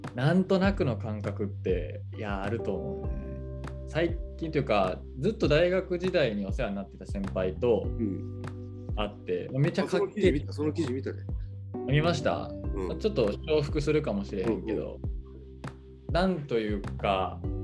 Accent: Japan; やっぱり日本で生まれ育って日本の価値観持ってるな

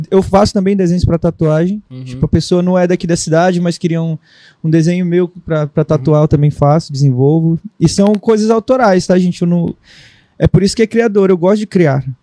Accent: Manaus, Amazonas, Brazil; eu sou manauara de Manaus. É, eu nasci lá

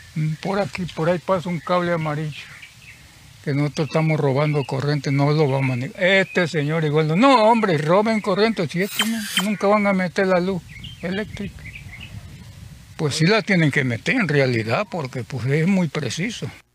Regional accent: Teapa, Tabasco, Mexico; moved away; yo tiene que como tres años que vivo aquí, yo soy de Tabasco, de Tiapa, Tabasco

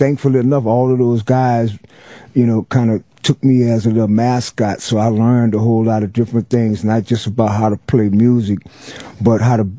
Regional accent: New Orleans, Louisiana, United States; Yeah, it's like the neighborhood that I grew up in. Well, both of them, really. The Calliope Project is where I was born.

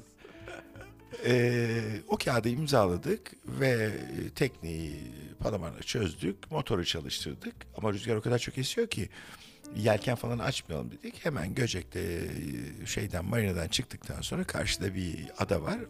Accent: Ankara, Turkey; also born or lived in Istanbul; now in Bozcaada, Turkey; ben böyle 12-13 yaşlarında Ankara'da Bahçeli Evler'de otururken

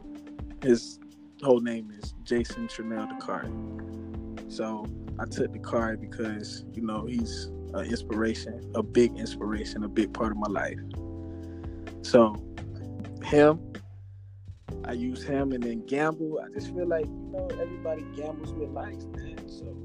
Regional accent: Sumter, South Carolina, United States; also born or lived in Manning, South Carolina; majority of my life, like my adolescence, I was in Sumter, South Carolina

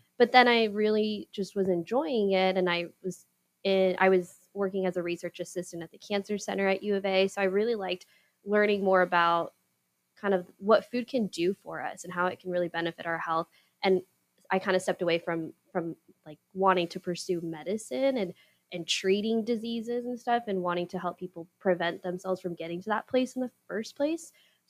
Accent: Yuma, Arizona, United States; I'm from Yuma. So I grew up using the Parks and Rec resources and playing the sports and going to the pools.

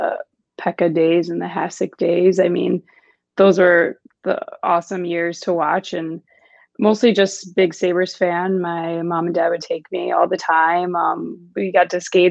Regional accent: Buffalo, New York, United States; growing up in Buffalo, it's definitely a pretty big hockey town

